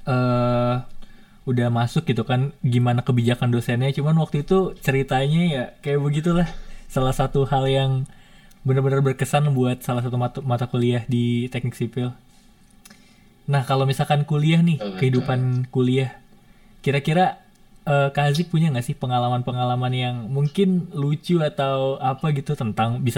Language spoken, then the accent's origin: Indonesian; Depok, West Java, Indonesia; aku nih ketika balik ke Depok ke daerah aku itu tuh